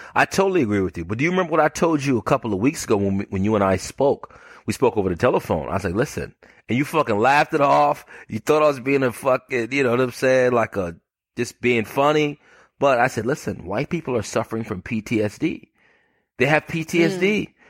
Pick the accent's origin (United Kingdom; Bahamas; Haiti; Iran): Bahamas; now in United States; I'm from the Bahamas. I'm, I'm from the Bahamas originally.